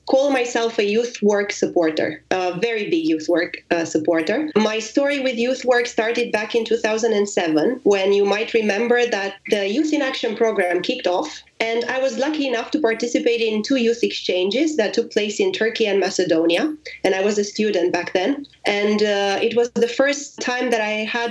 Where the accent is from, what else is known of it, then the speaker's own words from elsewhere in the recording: Romania; moved away as an adult; now in Paris, France; I am Romanian and I've been living abroad for